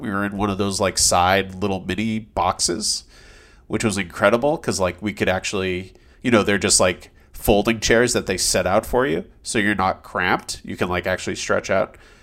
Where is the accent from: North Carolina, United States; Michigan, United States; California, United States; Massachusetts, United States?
Massachusetts, United States; moved away; also born or lived in New York City; I'm from Massachusetts